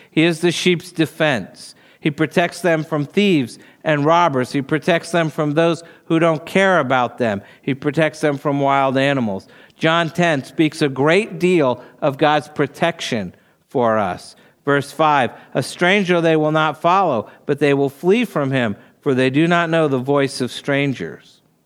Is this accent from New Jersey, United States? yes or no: yes; New Jersey, United States; moved away; I grew up in New Jersey